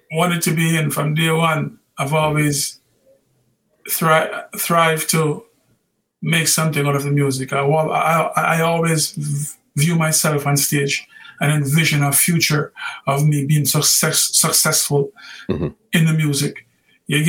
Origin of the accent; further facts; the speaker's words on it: Kingston, Jamaica; I was born in a place called Tiger Valley, which is next door to Yeso Lassie High School, okay. Kingston 11